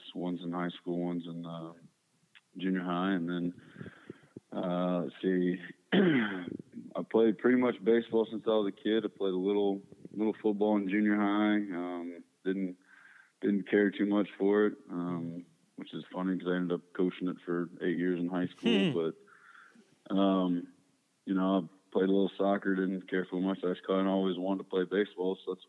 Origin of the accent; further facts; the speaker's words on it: Spring, Texas, United States; I grew up in Spring, Texas, which most people don't know where Spring is. It's just north of Houston